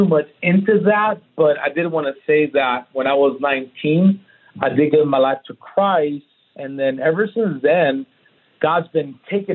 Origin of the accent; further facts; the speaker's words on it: Oceanside, California, United States; now in Texas, United States; Born and raised in Oceanside, two parents